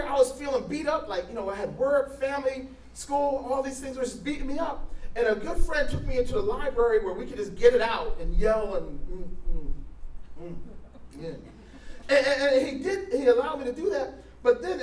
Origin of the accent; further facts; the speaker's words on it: New Jersey, United States; moved away as an adult; I'm from New Jersey.